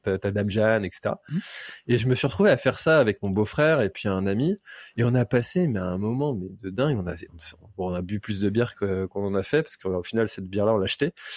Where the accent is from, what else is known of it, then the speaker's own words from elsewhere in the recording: Brittany, France; also born or lived in Nantes; J'ai toujours habité en Bretagne